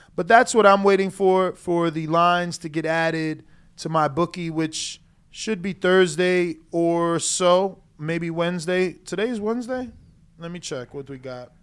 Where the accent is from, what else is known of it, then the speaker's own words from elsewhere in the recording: Newark, New Jersey, United States; Newark, New Jersey native, my hometown